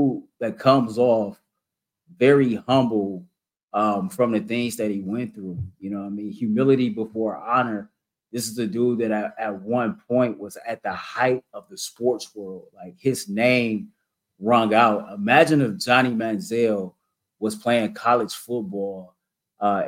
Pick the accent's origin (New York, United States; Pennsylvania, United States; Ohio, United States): Ohio, United States; Cleveland; I'm from Cleveland. We both from this area